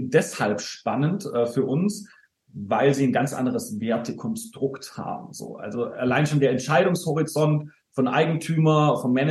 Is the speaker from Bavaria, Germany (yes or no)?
no; Baden-Württemberg, Germany; Äh, ich bin geborener Schwabe.